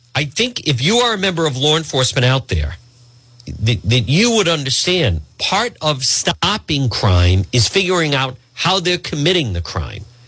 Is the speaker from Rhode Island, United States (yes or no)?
yes; Edgewood, Rhode Island, United States; I grew up in Edgewood